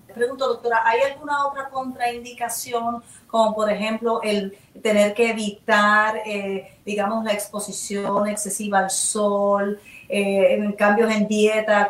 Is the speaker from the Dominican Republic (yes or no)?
no; Puerto Rico